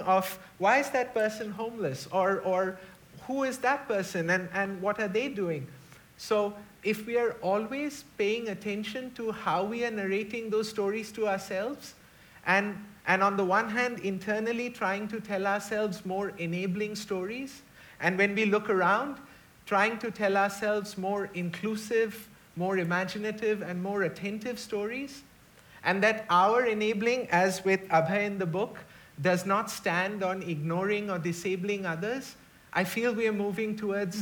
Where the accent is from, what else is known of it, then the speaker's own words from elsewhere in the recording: India; moved away as an adult; now in New Zealand; We're in a very dark time in India right now